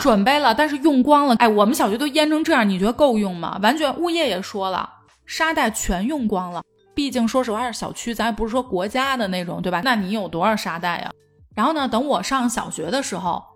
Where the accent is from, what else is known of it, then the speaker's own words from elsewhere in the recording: northern China, China; also born or lived in Guangzhou; now in Beijing, China; 作为一个北方人